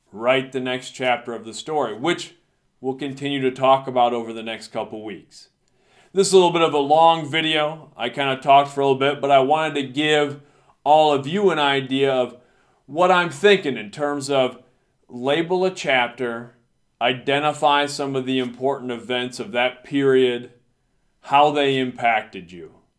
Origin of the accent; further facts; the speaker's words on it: United States; got a chance to come back to my hometown, and started teaching here